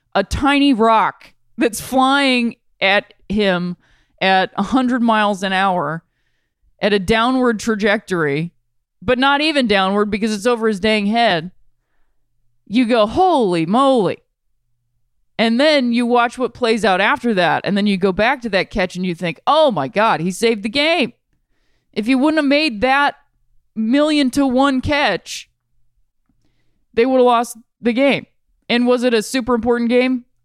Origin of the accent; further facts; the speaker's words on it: Akron, Ohio, United States; I'm from Ohio. I'm from Akron, Ohio.